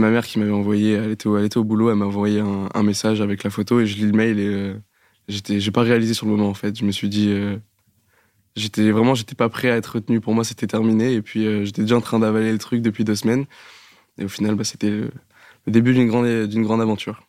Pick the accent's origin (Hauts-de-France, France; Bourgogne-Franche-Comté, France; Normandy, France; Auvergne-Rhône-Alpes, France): Normandy, France; je viens de Normandie